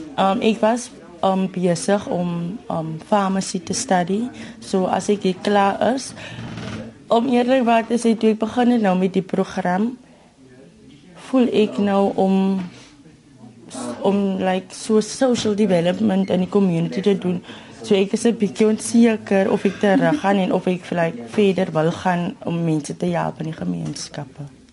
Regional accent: Mamre, Western Cape, South Africa; Ons is vier van Mamre

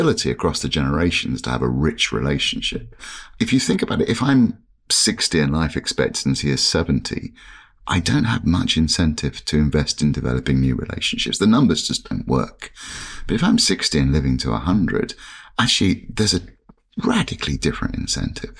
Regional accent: London, United Kingdom; when I was a kid growing up in London, it was typical London family

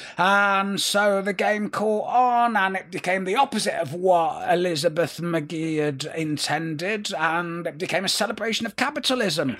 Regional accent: Manchester, North West England, United Kingdom; we were Northerners and not Londoners

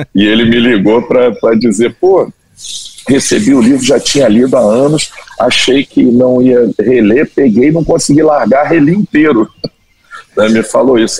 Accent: Brasília, Federal District, Brazil; moved away as an adult; also born or lived in Cabo Frio / Rio de Janeiro; eu ser nascido e criado em Brasília, minha família é do Rio

